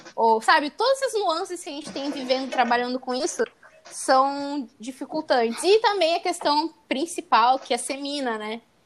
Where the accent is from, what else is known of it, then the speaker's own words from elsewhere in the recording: interior of São Paulo, Brazil; now in Santos, Brazil; eu sou do interior de São Paulo, querendo, eu moro em Santos, mas eu sou do interior na minha cidade